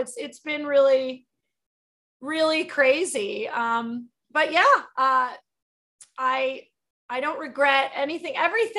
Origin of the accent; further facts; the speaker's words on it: New Jersey, United States; moved away; also born or lived in New York City; I grew up in New Jersey